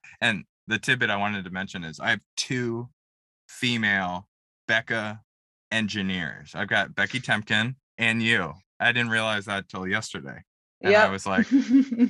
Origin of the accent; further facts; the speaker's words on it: Montgomery County, Maryland, United States; you, as well as myself, we're from Montgomery County